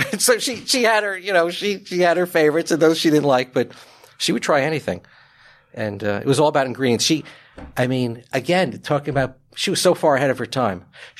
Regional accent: Hillside, New Jersey, United States; moved away as an adult; also born or lived in Elizabeth, New Jersey / France; So I grew up, well, I was a little kid in Elizabeth, and then we just moved next door to Hillside.

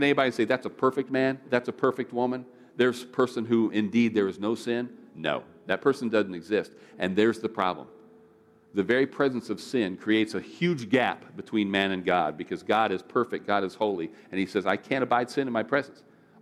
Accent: United States; as an American

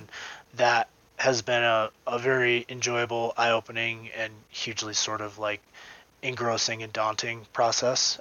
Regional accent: Vermont, United States; moved away; I'm from Vermont. I got to go home to Vermont in October.

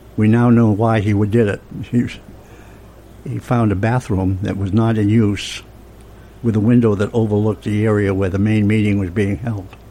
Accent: Franklin, Massachusetts, United States; I grew up in Franklin, Massachusetts

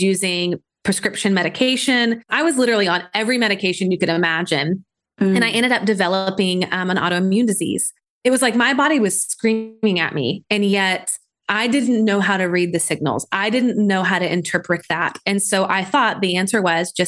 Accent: Nashville, Tennessee, United States; I'm from Nashville, Tennessee

